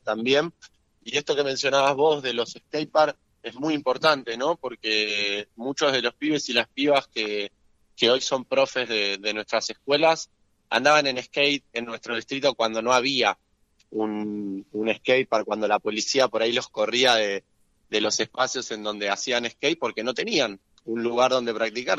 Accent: Claypole, Buenos Aires Province, Argentina; yo soy vecino de Claypole

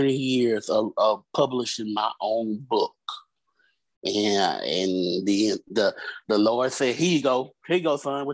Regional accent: Birmingham, Alabama, United States; Originally, I'm from Birmingham, Alabama.

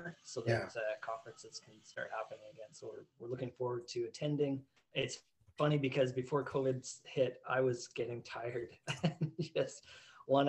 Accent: Canada; I'm Canadian

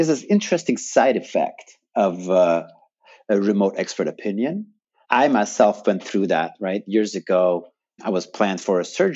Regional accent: Germany; moved away as an adult; now in United States; I'm from Germany

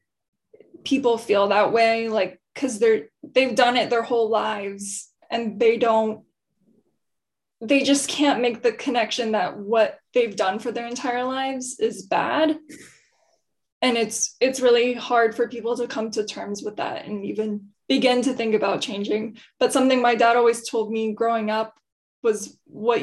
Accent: Texas, United States; now in Austin, United States; where I grew up, a couple hours away from here, it's a very small college town

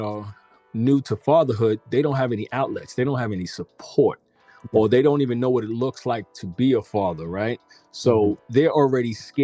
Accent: New York City, New York, United States; moved away as an adult; now in Georgia, United States; I'm originally from New York City

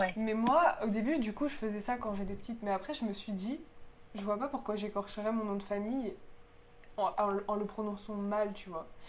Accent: France; je suis née en France et que j'ai la nationalité française et que je suis scolarisée en France et que j'habite en France

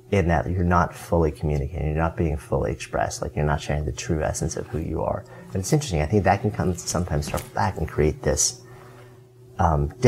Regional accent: Berkeley, California, United States; Yeah, I'm from Berkeley.

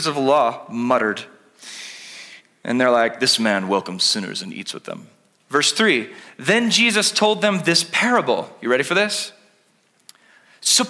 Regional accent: California, United States; now in Oregon, United States; I'm Californian at heart

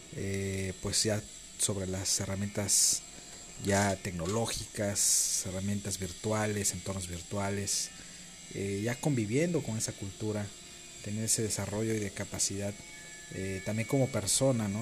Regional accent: Playa del Carmen, Quintana Roo, Mexico; Mi ciudad de origen es Playa del Carmen, Quintana Roo

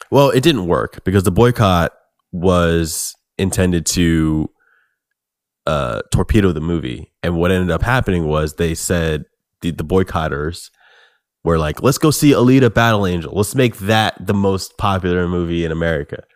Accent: United States; as an American

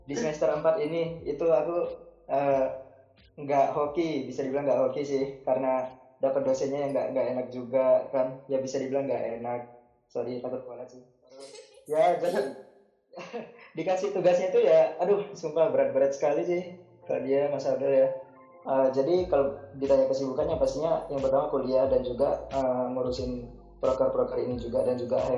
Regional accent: Malang, East Java, Indonesia; dari Akuntansi 2019. Eh, kebetulan sama juga nih ya dengan Indi, dengan Sabel, aku juga berasal dari Malang.

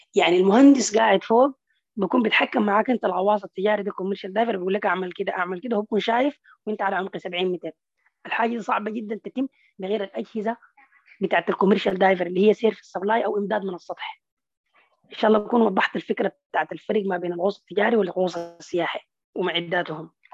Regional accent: Sudan; عندنا في السودان في البحر الاحمر

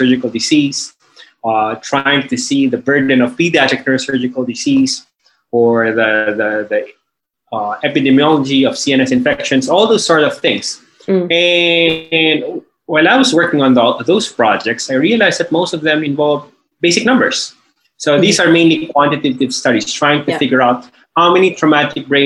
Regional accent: Manila, Metro Manila, Philippines; I'm from Manila, Philippines.

